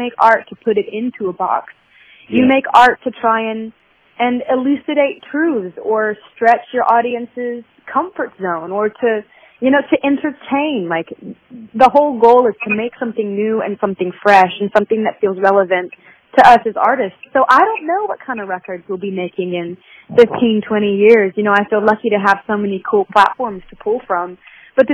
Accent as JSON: {"language": "English", "region": "Southern United States", "country": "United States", "said": "I think being a Southerner, I really feel it here"}